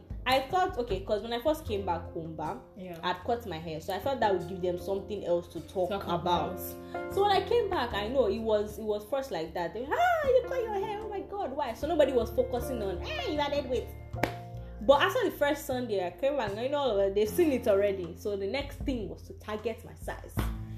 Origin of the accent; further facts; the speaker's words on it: Nigeria; I am Nigerian. I am African.